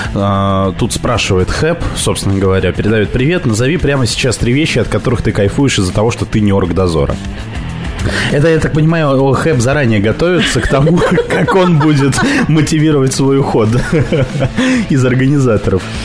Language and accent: Russian; Petropavlovsk-Kamchatsky, Kamchatka Krai, Russia; now in Moscow, Russia; я говорил с Петропавловска-Камчатского